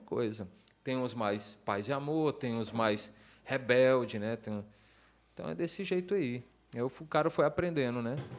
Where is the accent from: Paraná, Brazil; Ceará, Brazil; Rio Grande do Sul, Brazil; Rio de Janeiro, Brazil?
Ceará, Brazil; also born or lived in United States